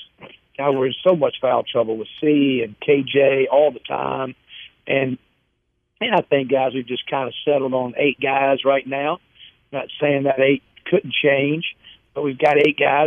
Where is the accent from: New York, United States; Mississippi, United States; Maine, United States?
Mississippi, United States